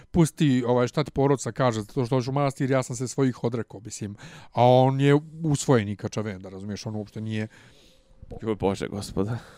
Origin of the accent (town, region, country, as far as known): Serbia